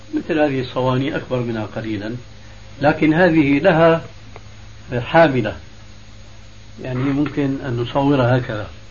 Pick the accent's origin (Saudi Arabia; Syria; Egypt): Syria; عندنا في بلاد الشام